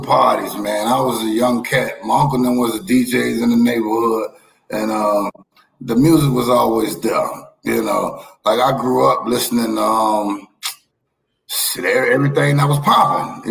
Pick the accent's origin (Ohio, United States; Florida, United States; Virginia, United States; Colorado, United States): Florida, United States; Miami; I'm a nigga from Miami